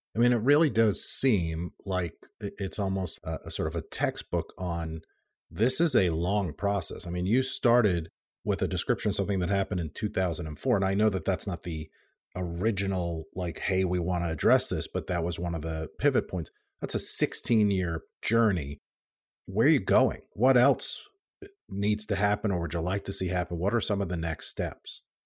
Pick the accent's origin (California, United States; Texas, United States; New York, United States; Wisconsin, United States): New York, United States; I grew up in New York